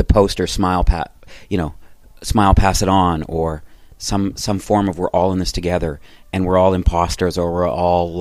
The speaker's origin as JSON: {"language": "English", "town": "Calgary", "region": "Alberta", "country": "Canada", "tie": "born or raised there", "also_born_or_lived": "Toronto", "moved": "yes", "said": "I grew up in Calgary"}